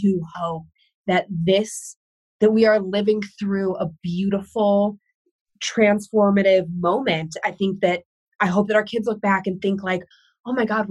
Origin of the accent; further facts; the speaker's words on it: Cleveland, Ohio, United States; moved away as an adult; also born or lived in Los Angeles; I grew up in Cleveland. I lived in LA. Now I live in a very white place